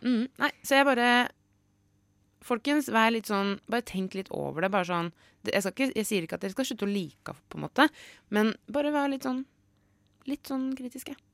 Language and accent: Norwegian; Brumunddal, Innlandet, Norway; I Ringsaker, eller i Brumunddal der jeg er fra